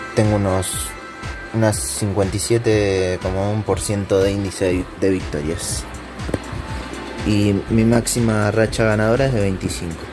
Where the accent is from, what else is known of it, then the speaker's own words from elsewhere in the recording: Argentina; now in Spain; soy de Argentina, pero vivo en España